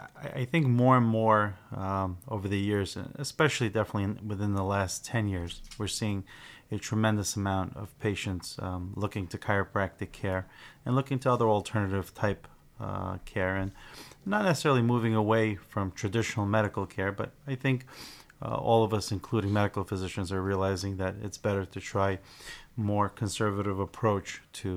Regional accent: Sunnyside, Washington, United States; Yeah, I was raised in Sunnyside, so after completing chiropractic school, wanted to come back and open up an office in the area.

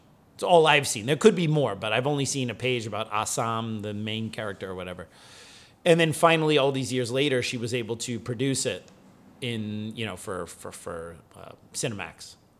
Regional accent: New Jersey, United States; which as a kid growing up in New Jersey was like, well, we only had taekwondo and karate schools

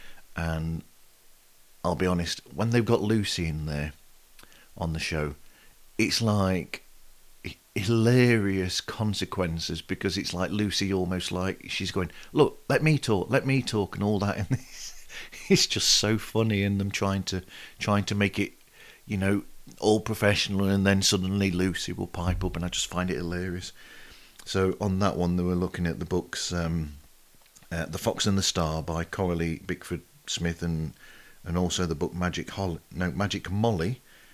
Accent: United Kingdom; not being American or Canadian and being Brit

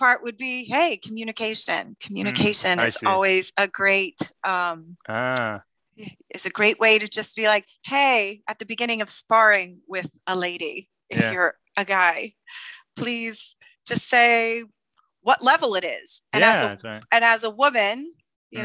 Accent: Gainesville, Florida, United States; also born or lived in Orlando, Florida; I'm originally from Orlando. And then I moved up to Gainesville at about 10. My parents moved me to Gainesville. And I was more or less there for till I graduated college.

